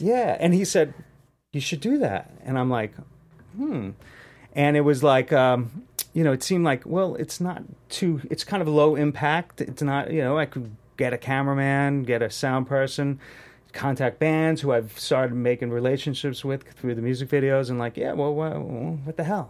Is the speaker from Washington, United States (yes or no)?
no; New York City, New York, United States; now in Los Angeles, United States; I'm from Queens, New York